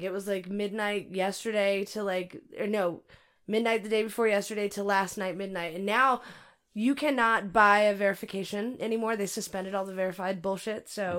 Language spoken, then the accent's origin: English; California, United States; also born or lived in Arizona; Oh my God! You know I'm from California, you dick face.